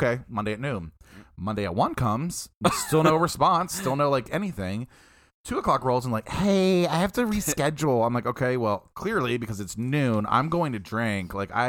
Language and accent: English; Midwest, United States; We're also from the Midwest.